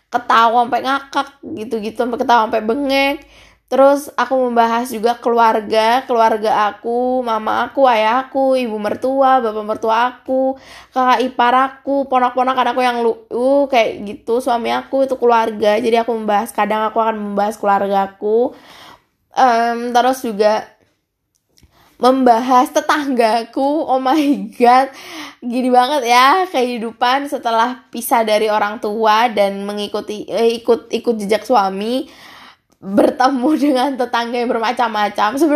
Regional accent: Bali, Indonesia; e, eh, gue orang Bali kak uh, eh, gue orang Bali guys e, soalnya gue agama Hindu

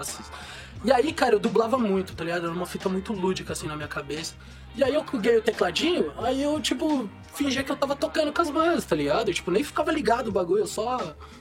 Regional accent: São Paulo, Brazil; now in São José dos Campos, Brazil; eu sou nascido e criado em São Paulo, né, mano? Nasci na Moca

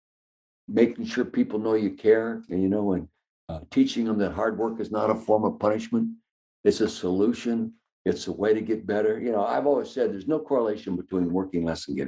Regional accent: Calistoga, California, United States; I was born and raised in the Napa Valley, Calistoga, California.

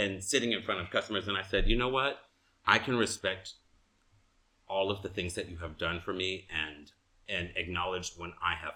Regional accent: Inglewood, California, United States; I'm from Inglewood

